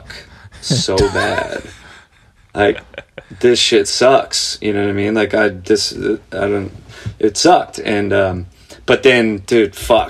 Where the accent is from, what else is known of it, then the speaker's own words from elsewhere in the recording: Santa Clarita, California, United States; I grew up in a place called Santa Clarita